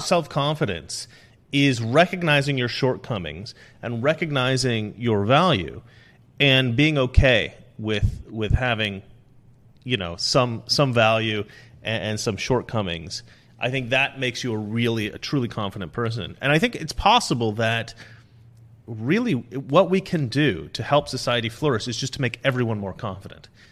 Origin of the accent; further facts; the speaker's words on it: Oregon, United States; growing up in Oregon, um, we, we were, I mean, we had, like, leftist teachers